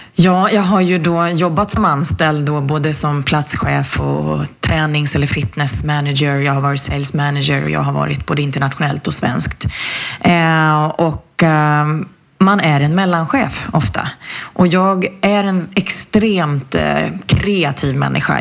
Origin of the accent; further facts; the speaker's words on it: Flen, Södermanland, Sweden; kommer ifrån en en liten håla i, i Sörmland som heter Flen och där har jag vuxit upp